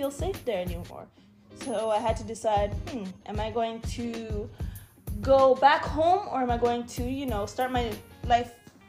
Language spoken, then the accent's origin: English; Toronto, Ontario, Canada; moved away as an adult; also born or lived in Flin Flon, Manitoba; now in Winnipeg, Canada; born and raised in Toronto, Ontario, and I spent all my life there until I finished my bachelor's degree